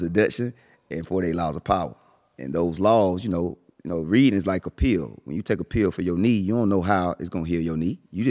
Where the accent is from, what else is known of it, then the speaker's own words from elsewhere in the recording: Millen, Georgia, United States; I'm from Miller in Georgia.